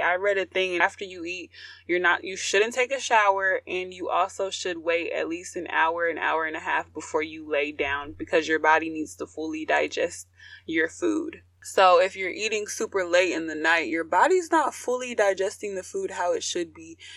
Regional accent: United States

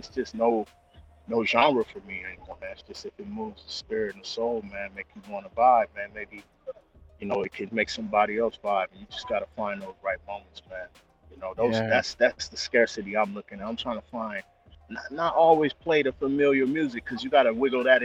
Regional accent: Compton, California, United States; moved away as an adult; now in Paris, France; I grew up in Compton

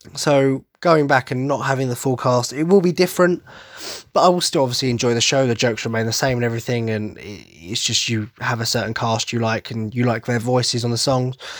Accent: Essex, East of England, United Kingdom; accent: Cockney twang; I'm from Essex, so I suppose the Cockney twang is very much apparent

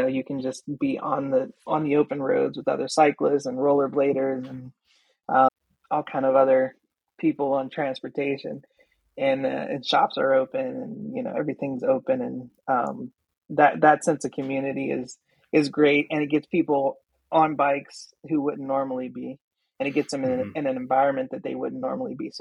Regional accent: Pittsburgh, Pennsylvania, United States; I grew up in East Liberty, that part of town

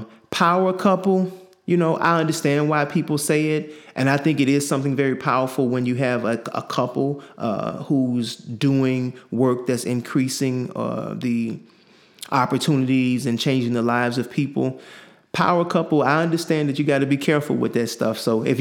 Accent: Chicago, Illinois, United States; I grew up in Chicago, south side of Chicago, 105th in Lafayette.

